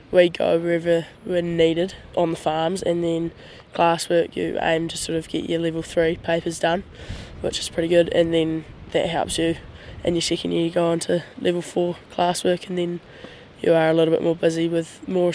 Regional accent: Hawke's Bay, New Zealand; now in Canterbury, New Zealand; I'm originally from Hawke's Bay, up in the North Island, so off a farm

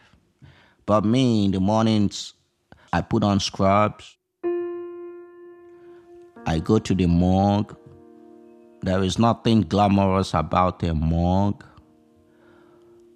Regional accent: Nigeria; moved away as an adult; now in United States; I did not grow up in the United States of America. I grew up in Nigeria.

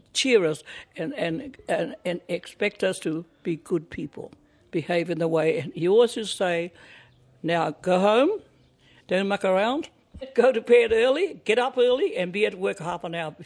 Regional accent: Ngāpuhi, Northland, New Zealand; moved away as an adult; now in Wellington, New Zealand; I'm from Ngāpuhi, from the Mahurihuri, and my marae is o Tātara, and my awa is Waima

